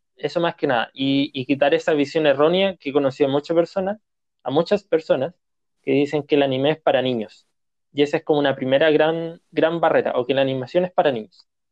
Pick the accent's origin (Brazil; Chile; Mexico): Chile; nosotros como chilenos